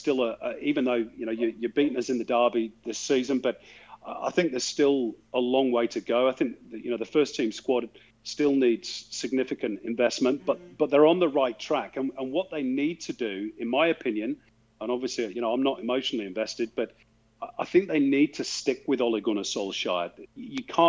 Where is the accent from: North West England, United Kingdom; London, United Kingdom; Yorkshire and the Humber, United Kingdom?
North West England, United Kingdom; Manchester; growing up in Manchester